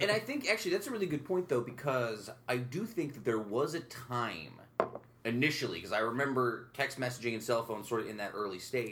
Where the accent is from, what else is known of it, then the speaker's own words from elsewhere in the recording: upstate New York, United States; growing up upstate New York